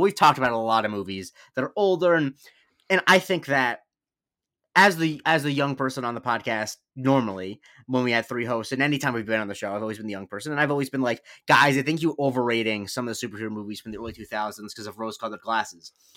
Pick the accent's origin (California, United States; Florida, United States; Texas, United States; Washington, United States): Florida, United States; Punta Gorda; I grew up in Punta Gorda in Charlotte County